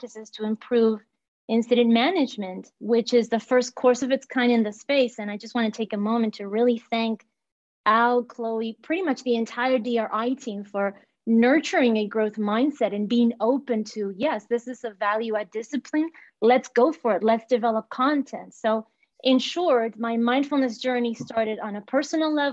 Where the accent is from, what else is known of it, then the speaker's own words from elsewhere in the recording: Montevideo, Uruguay; English is a second language; moved away as an adult; also born or lived in Southern California; now in United States; I'm born and raised in Montevideo, Uruguay. English is my second language.